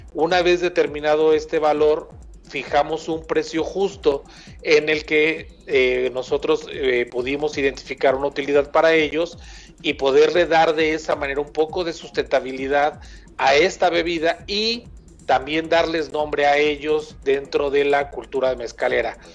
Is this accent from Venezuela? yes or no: no; Mexico; nos da un poco de identidad también como mexicanos